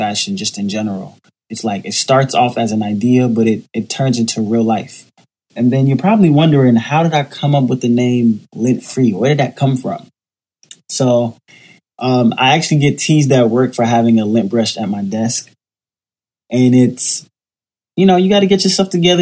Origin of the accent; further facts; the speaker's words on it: Miami, Florida, United States; also born or lived in Jamaica; now in New York City, United States; I was born in Jamaica, grew up in Miami, raised by my grandmother in a single-parent household, and now I currently live in New York City